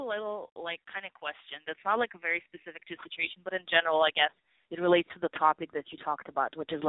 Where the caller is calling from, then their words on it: New York, United States; I'm a Libra, actually. I just turned 24, and I'm calling from New York.